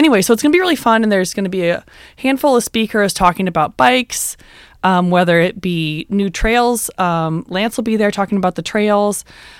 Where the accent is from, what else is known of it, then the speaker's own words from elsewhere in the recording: Iowa City, Iowa, United States; Basically my hometown